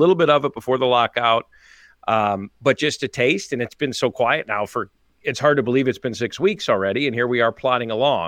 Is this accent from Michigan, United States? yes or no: no; Illinois, United States; I've touched a lot on this as a fan first, and I always have been growing up in Chicago suburbs